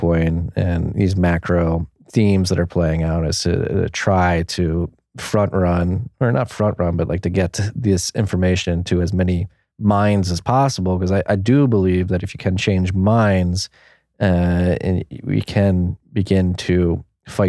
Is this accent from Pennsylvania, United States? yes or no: yes; Philadelphia, Pennsylvania, United States; moved away as an adult; also born or lived in New York; now in Texas, United States; I'm from Philadelphia, from the Northeast, was living in New York before the pandemic. I moved my family down here to Texas